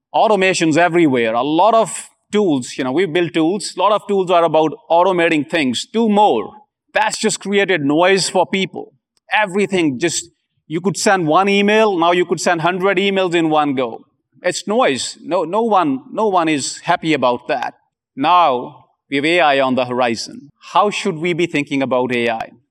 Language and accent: English; India; I'm from India